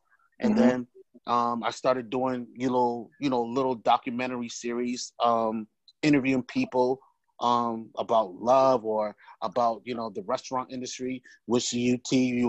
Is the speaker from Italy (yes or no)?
no; Nigeria; now in United States; as a Nigerian, you know, most Nigerian, your parents want you to be in, you know, either a nurse or doctor